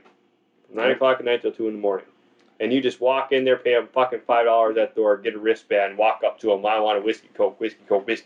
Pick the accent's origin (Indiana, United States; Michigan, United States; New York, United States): New York, United States; now in North Dakota, United States; I come from New York